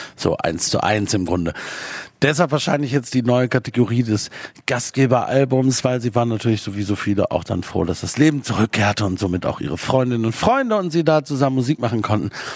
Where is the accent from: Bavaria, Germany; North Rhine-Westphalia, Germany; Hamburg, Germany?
North Rhine-Westphalia, Germany; Aachen; ich komme nicht aus Köln, ich komme aus Aachen